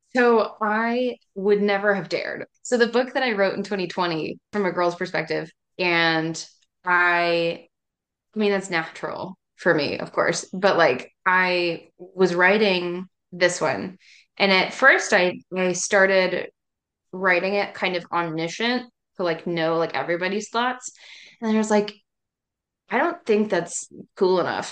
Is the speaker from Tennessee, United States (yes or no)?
yes; East Tennessee, United States; I'm from East Tennessee, which is like Appalachia area, right at the base of the Smoky Mountains